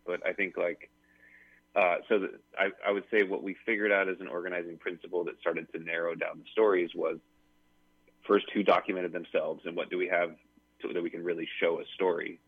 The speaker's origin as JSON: {"language": "English", "region": "Pacific Northwest", "country": "United States", "tie": "born or raised there", "said": "I grew up sailing in the Pacific Northwest"}